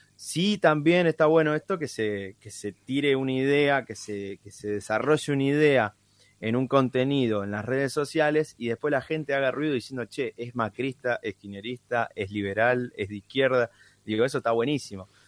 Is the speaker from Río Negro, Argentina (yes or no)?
no; Tres Arroyos, Buenos Aires Province, Argentina; en la ciudad de Tres Arroyos, de donde soy, provincia de Buenos Aires